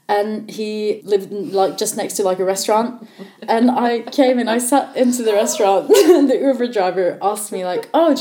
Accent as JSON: {"language": "English", "country": "Norway", "moved": "yes", "lives_now": "United Kingdom", "said": "I'm from Norway"}